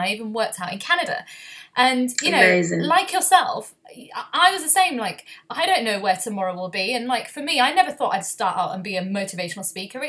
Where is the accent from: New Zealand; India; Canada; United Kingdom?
United Kingdom; Leeds, Yorkshire and the Humber; moved away; I'm actually originally from Leeds. I'm from Harpz's ends, as I would say.